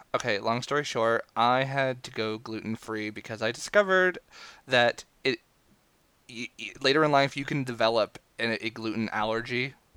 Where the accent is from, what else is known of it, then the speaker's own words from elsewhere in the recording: Maine, United States; I am from Maine